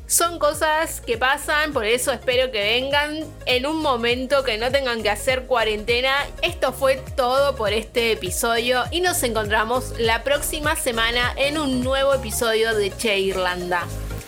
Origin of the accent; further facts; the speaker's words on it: Argentina; moved away as an adult; now in Dublin, Ireland; como argentina en este país, específicamente en Dublín